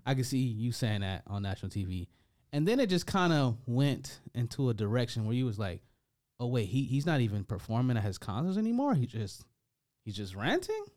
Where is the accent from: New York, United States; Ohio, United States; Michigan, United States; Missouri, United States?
Michigan, United States; Detroit; moved away; I was from Detroit